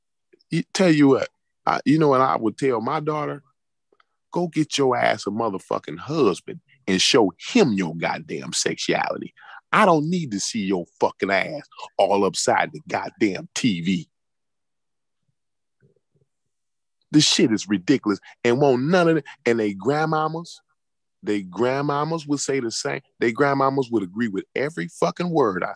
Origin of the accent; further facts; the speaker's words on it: Indiana, United States; I grew up in Indiana